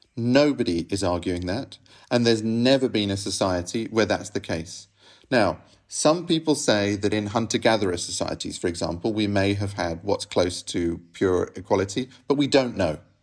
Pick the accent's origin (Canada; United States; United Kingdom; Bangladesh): United Kingdom; England; now in Rome, Italy; I grew up in England